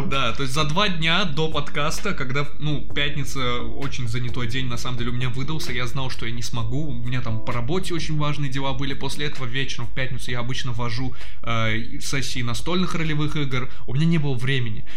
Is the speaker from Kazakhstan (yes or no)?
no; Baku, Azerbaijan; мы э, из Азербайджана, из Баку конкретно